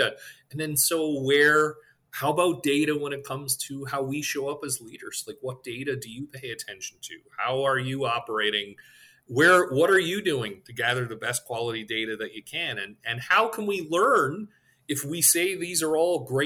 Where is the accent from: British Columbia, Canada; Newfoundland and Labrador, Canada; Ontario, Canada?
Newfoundland and Labrador, Canada; moved away; I'm from Newfoundland, Canada originally